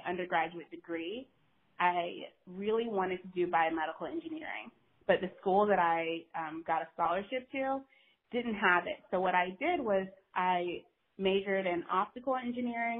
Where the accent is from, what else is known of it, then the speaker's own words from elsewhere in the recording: North Carolina, United States; moved away as an adult; also born or lived in Norfolk, Virginia / Maryland; I grew up in North Carolina